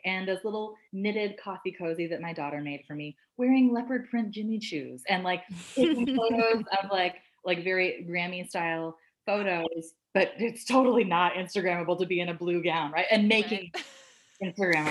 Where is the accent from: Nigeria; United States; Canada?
Canada; I'm Canadian